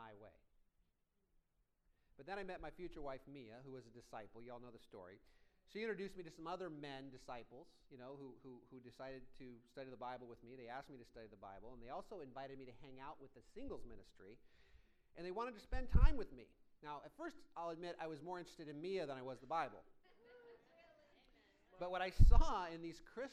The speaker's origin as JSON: {"language": "English", "region": "Iowa", "country": "United States", "tie": "born or raised there", "moved": "as an adult", "lives_now": "Orange County, United States", "said": "I grew up in Iowa"}